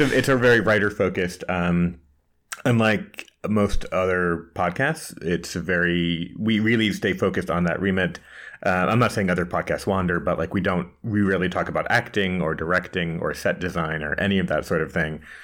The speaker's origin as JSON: {"language": "English", "country": "United States", "also_born_or_lived": "Washington, D.C.", "accent": "American", "moved": "as an adult", "lives_now": "Prague, Czech Republic", "said": "I'm an American, as you can tell by the accent, but I moved a few months ago from, uh, Washington, D C to Prague"}